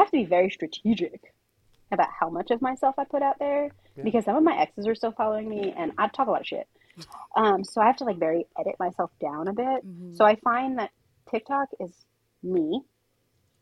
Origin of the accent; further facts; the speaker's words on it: Princeton, New Jersey, United States; I grew up right next to Princeton University. I grew up in Princeton. I am a Princeton kid through and through.